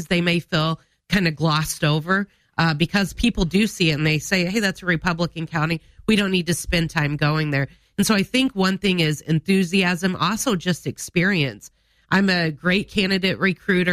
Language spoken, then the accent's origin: English; El Dorado, Illinois, United States; moved away as an adult; now in Springfield, United States; I am from El Dorado, Illinois. I grew up, that's in deep southern Illinois, by Marion